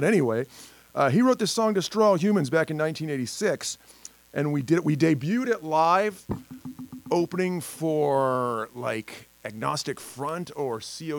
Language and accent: English; State College, Pennsylvania, United States; State College, Pennsylvania, my hometown